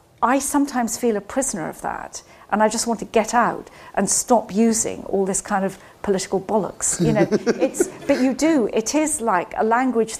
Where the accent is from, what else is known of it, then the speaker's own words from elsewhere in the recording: Scotland, United Kingdom; moved away; I grew up in Scotland.